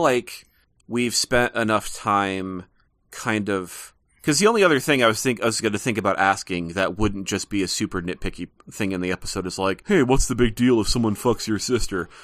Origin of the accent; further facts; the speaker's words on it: Montana, United States; I'm living in Montana and I am from Montana